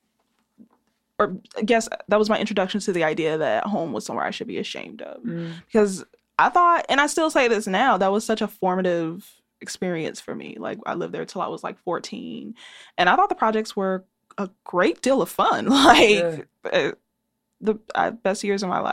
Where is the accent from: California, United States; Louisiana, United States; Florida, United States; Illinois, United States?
Illinois, United States; Chicago; I was raised in the Robert Taylor homes, which are a part of the State Street Corridor on 43rd and State